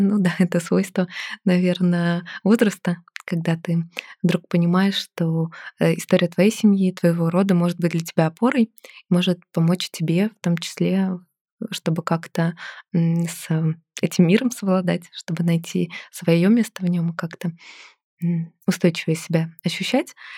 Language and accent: Russian; Lomonosov, Saint Petersburg, Russia; moved away; Я родилась в Санкт-Петербурге, а выросла в Ломоносове или Раненбаум